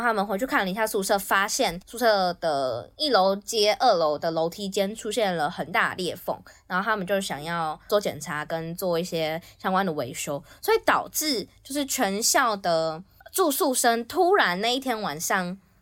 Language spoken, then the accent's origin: Chinese; Taipei, Taiwan; 我那个时候人在，人在台北，就是我是台北出生的